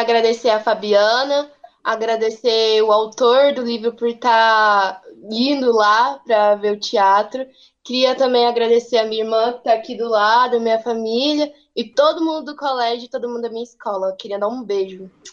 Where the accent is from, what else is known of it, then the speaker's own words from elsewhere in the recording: Hidrolândia, Goiás, Brazil; eu sou de Hidrolândia mesmo